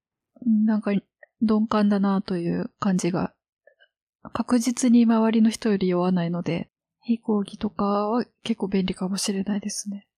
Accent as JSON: {"language": "Japanese", "region": "Osaka", "country": "Japan", "tie": "born or raised there", "moved": "yes", "said": "地元が大阪"}